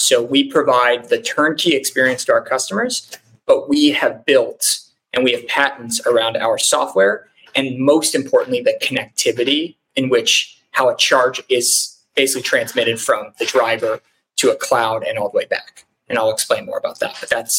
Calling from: Dallas, Texas, United States; I'm calling in from Dallas, Texas.

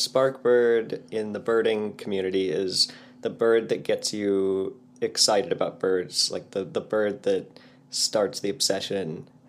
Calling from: Portland, United States; I'm in Portland, up in the bedroom, because it's the quietest place in the house with birds in the house.

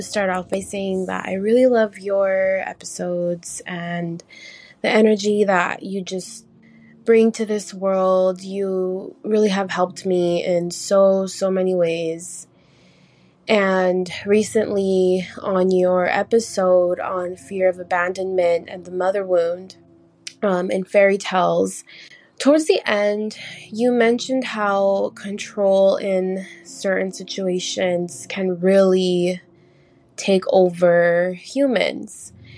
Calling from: Los Angeles, California, United States; I'm calling from Los Angeles.

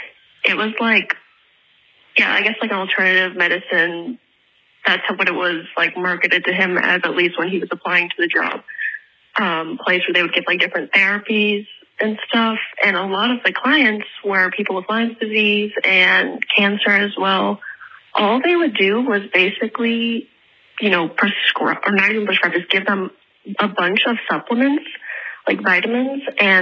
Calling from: Prague, Czechia; I'm just now realizing that I am definitely calling from Prague, and this is going to cost me a fuck ton.

